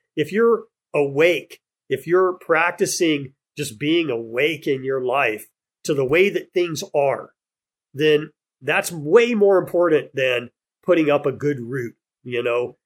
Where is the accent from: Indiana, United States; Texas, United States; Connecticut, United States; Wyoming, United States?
Texas, United States; moved away as an adult; now in Hawaii, United States; growing up in Texas